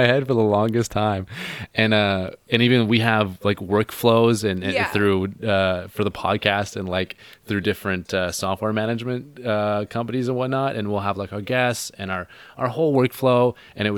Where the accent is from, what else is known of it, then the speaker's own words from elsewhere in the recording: Gulf Islands, Vancouver Island, British Columbia, Canada; I'm from the Gulf Islands, Vancouver Island